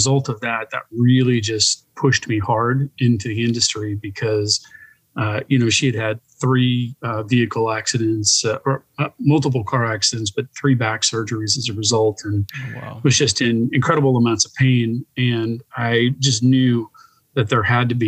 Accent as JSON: {"language": "English", "town": "San Diego", "region": "California", "country": "United States", "tie": "born or raised there", "said": "the San Diego market, which is my hometown, really specifically my hometown, Pacific Beach."}